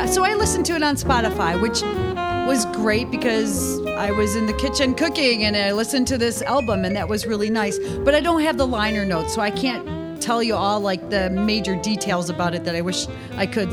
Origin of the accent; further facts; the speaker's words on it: near Buffalo, New York, United States; I'm born and raised near Buffalo, New York